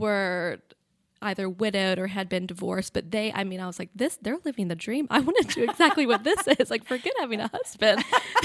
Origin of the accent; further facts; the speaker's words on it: Roaring Gap, North Carolina, United States; also born or lived in Palm Beach, United States; so I was born in Palm Beach in Juneau Beach, Florida, and then at the age of 7 or 8, moved to small town North Carolina, Roaring Gap, which is in Allegheny County, so the Blue Ridge Mountains.